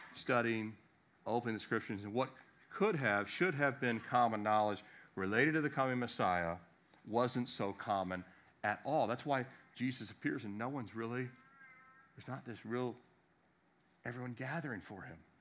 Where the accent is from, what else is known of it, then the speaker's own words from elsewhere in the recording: Virginia, United States; also born or lived in Annapolis, Maryland; I'm from Virginia because, uh, born in Maryland, but I grew up middle school and into high school here